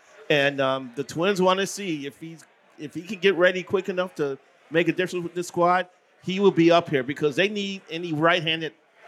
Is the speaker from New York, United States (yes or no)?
no; Chicago, Illinois, United States; moved away as an adult; now in Minneapolis, United States; I grew up in Chicago, but I grew up a Southsider fan.